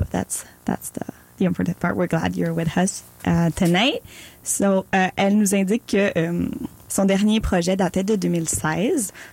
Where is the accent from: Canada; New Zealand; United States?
Canada; Newfoundland and Labrador; now in Montreal, Canada; It's different, but it's also the same. Like I'm from Terre-Neuve